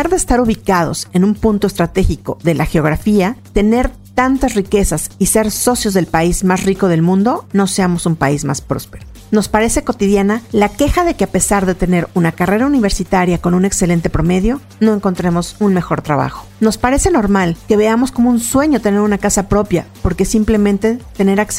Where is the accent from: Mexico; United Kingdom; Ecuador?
Mexico; mexicano es muy trabajador, somos muy chambeadores. El 77% de nuestra gente está en edad productiva y somos el país de la OCDE que más horas labora